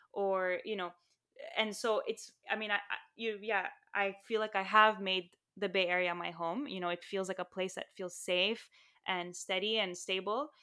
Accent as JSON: {"language": "English", "country": "Saudi Arabia", "tie": "born or raised there", "also_born_or_lived": "Lebanon / Armenia (ancestry)", "moved": "yes", "said": "I grew up in Saudi Arabia and Lebanon, and my family's Armenian"}